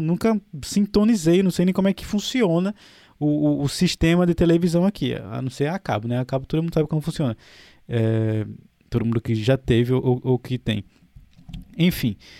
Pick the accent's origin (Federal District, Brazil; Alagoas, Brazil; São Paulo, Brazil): Alagoas, Brazil; Maceió; moved away; also born or lived in Europe; Eu, eu, sou de Maceió